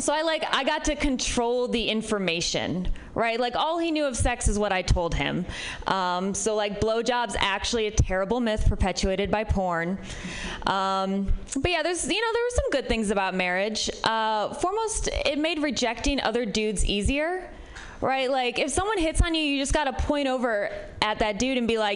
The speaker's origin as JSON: {"language": "English", "region": "Midwest", "country": "United States", "said": "I'm from the Midwest, which might be part of it."}